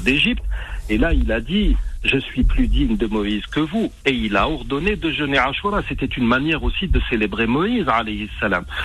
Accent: Algeria; chez nous en Algérie

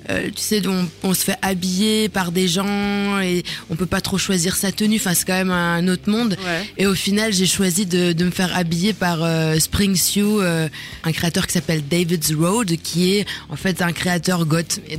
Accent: Germany; moved away; j'ai grandi en Allemagne

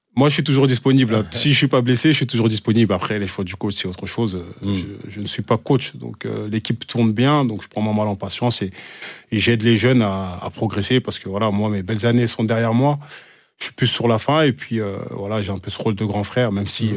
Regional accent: Évreux, Normandy, France; now in Rodez, France; je suis parti de, d'Evreux, d'une petite banlieue

